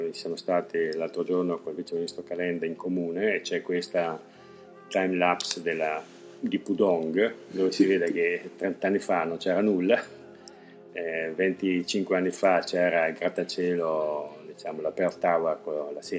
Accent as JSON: {"language": "Italian", "town": "Verona", "region": "Veneto", "country": "Italy", "lives_now": "China", "said": "Io per esempio vengo da Verona che nel suo piccolo è"}